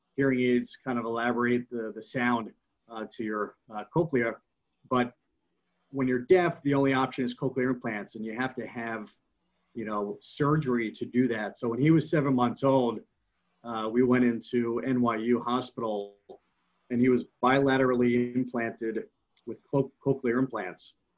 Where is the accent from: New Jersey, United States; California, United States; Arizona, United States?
New Jersey, United States; West Caldwell; I grew up in West Caldwell.